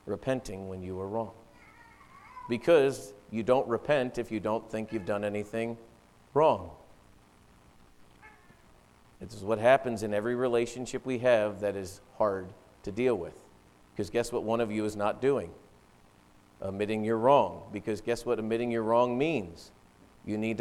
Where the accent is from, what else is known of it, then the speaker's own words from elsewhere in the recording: East Coast, United States; moved away; I grew up in the East Coast